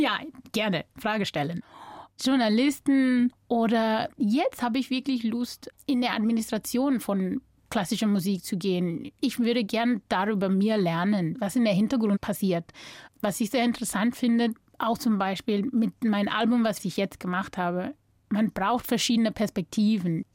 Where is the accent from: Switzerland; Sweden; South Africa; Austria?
South Africa; North West; German is a second language; moved away as an adult; also born or lived in Cape Town, South Africa / New York, United States / Augsburg, Germany; now in Germany; Ich bin so überall in Südafrika aufgewachsen. Ich bin in Kapstadt geboren. Dann mit sechs Jahren alt sind wir dann umgezogen nach Bob